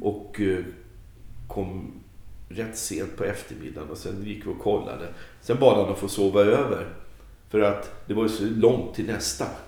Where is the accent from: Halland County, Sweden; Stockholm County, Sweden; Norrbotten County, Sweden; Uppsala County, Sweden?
Stockholm County, Sweden; Stockholm; moved away; also born or lived in Värnamo; jag är stockholmare